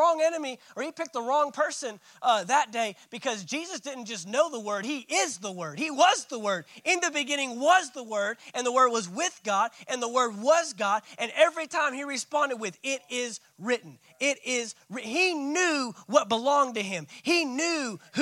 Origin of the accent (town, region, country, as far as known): United States